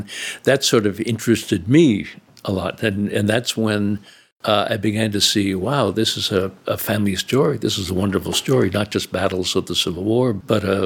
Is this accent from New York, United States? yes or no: yes; New York City, New York, United States; also born or lived in South Fork, Pennsylvania; I grew up in the New York City area